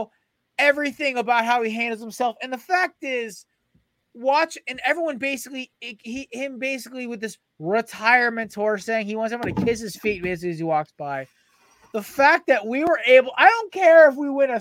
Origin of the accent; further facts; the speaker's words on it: Connecticut, United States; I'm from Connecticut.